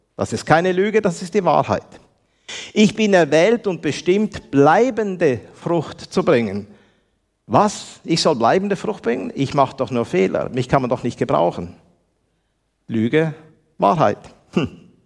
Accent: Switzerland; accent: Swiss German; mein Deutsch ist ein Schweizer Deutsch und nicht wirklich ein, ein, äh, richtiges Deutsch. Aber ich kann so viel sagen, ich bin ein erlöster Schweizer

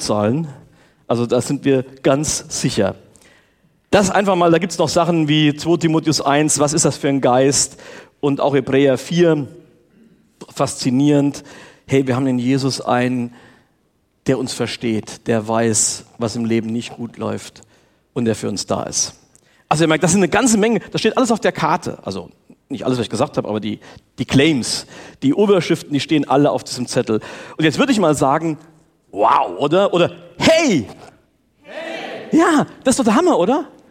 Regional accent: Steinperf, Hesse, Germany; ich bin in der FEG Steinperf aufgewachsen

